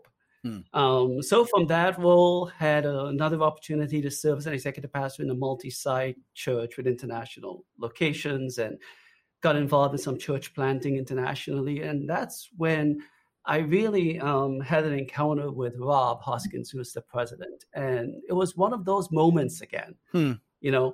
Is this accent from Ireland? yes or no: no; Trinidad & Tobago; accent: Trinidadian; also born or lived in South Florida, United States; now in United States; The accent you hear, by the way, is from Trinidad.